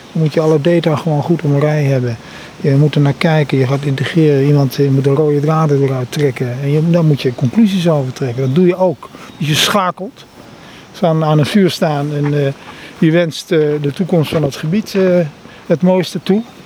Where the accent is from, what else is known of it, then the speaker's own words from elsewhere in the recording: Netherlands; ik ben een Nederlander, Indische jongen